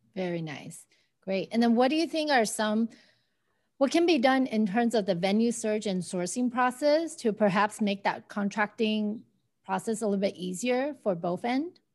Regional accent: Arcadia, California, United States; now in Pasadena, United States; I grew up in Arcadia

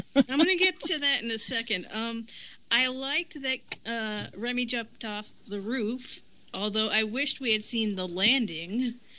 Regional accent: Florida, United States; now in North Carolina, United States; I'm from originally from Florida, and I'm currently living in North Carolina

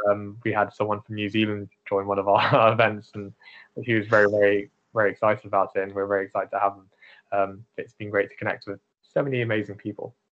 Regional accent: United Kingdom; I'm British Asian

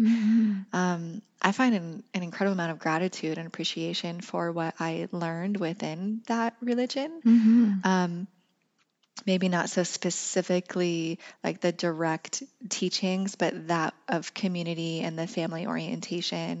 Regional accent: Craig, Colorado, United States; I grew up in Northwest Colorado in a town called Craig

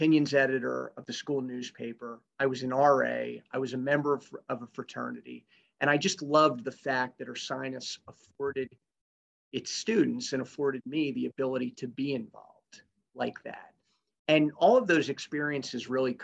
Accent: West Chester, Pennsylvania, United States; I grew up in Westchester, in Chester County

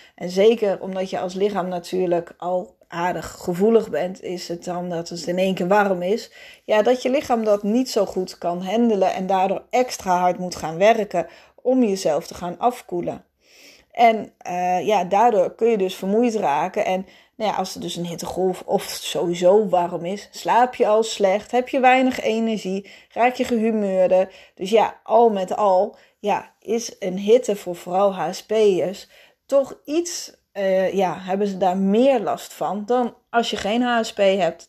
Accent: Netherlands; als Nederlanders

